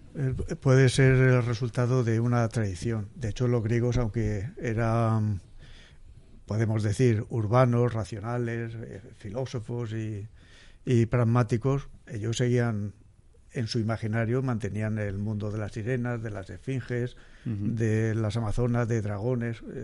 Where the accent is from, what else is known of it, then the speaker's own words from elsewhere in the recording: Castilla-La Mancha, Spain; moved away as an adult; now in Murcia, Spain; Yo soy manchego y como dicen en mi tierra vine aquí a Murcia